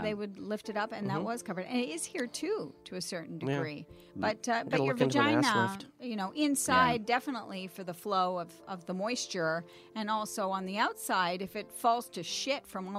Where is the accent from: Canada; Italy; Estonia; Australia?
Canada; I'm Canadian.